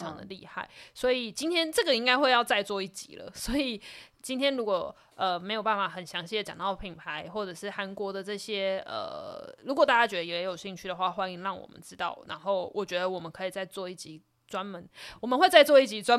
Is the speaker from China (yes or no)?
no; Taiwan; 然后因为我们是来自 We Come From Taiwan 嘛，所以我们就点了一首就是